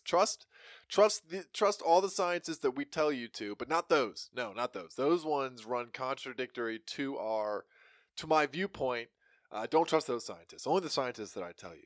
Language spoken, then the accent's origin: English; United States; we as American people